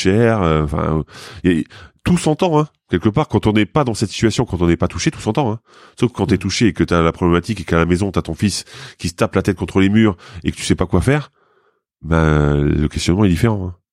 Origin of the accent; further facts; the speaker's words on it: Lorraine, Grand Est, France; moved away; je viens de Lorraine, hein, mais euh, dans, ma famille, il y a quand même eu des mineurs